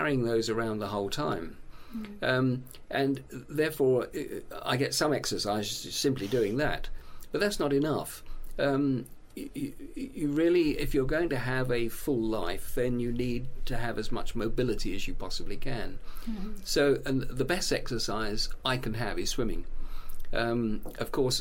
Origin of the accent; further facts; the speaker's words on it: Hemel Hempstead, East of England, United Kingdom; my hometown, Hemel Hempstead.